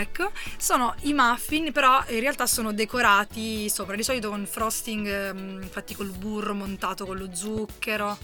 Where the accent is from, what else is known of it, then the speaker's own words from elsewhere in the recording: Apulia, Italy; now in Trentino, Italy; siamo pugliesi, però siamo